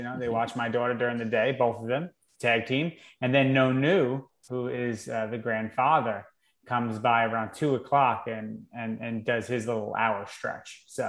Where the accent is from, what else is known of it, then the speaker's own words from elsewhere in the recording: United States; Hey, I'm the American in the house. My wife's Italian. I'm Italian, but I'm the American, as they call it.